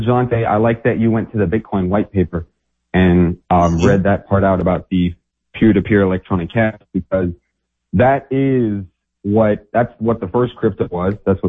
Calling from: Chicago, Illinois, United States; from Chicago, calling in again.

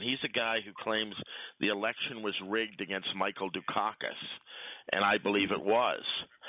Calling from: Quebec, Canada; This is … from the South Shore of the St. Lawrence Seaway.

